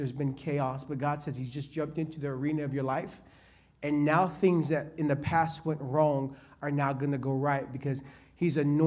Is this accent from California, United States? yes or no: yes; California, United States; I'm from California